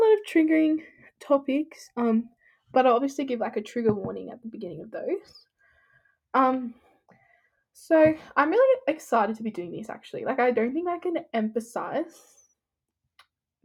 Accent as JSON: {"language": "English", "town": "Sydney", "region": "New South Wales", "country": "Australia", "said": "I'm 16, I'm from Sydney"}